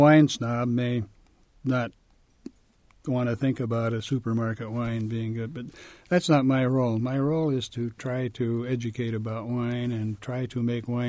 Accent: Portage, Indiana, United States; moved away as an adult; I was born in what is now Portage, up in Lake Michigan, suburban to Chicago, really.

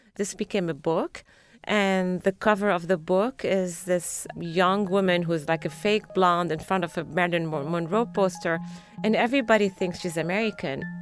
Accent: Lebanon; moved away as an adult; also born or lived in Paris, France; now in Boston, United States; I grew up during the Civil War, but for some reason, when I remember my growing up and my teenage years in Lebanon

